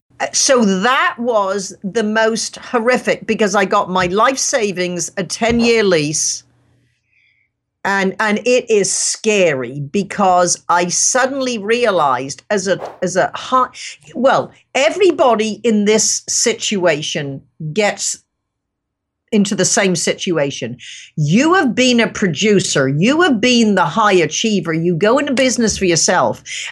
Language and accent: English; England, United Kingdom; I grew up in England and my dad was an entrepreneur, self-made man, very successful.